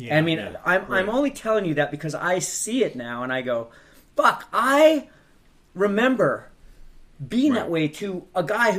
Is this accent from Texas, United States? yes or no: no; Palos Verdes, California, United States; born or raised there